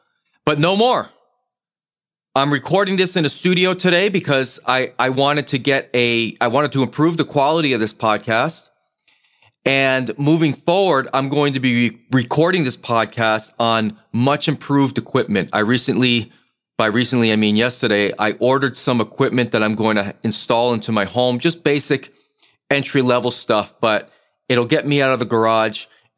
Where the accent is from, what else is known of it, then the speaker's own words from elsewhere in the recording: New England, United States; But given the fact that I'm originally from New England, I will always have a rooting interest whenever the Boston sports teams are competing for any sort of championship.